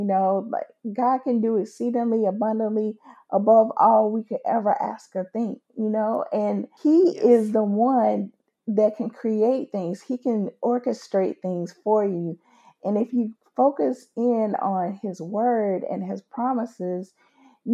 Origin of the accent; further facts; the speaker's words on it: United States; being an American, living in the great old USA